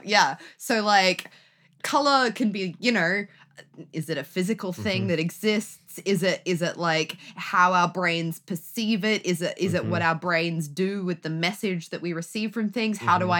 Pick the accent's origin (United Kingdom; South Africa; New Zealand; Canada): United Kingdom; England; now in Australia; To here, I am from England, I hail. Only because, yeah, I was born there, but that's not the point.